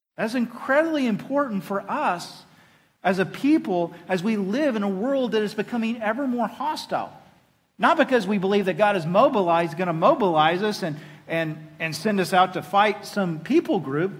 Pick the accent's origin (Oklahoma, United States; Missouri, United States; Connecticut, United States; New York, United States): Oklahoma, United States; And I am a proud boy of the South. I am from Oklahoma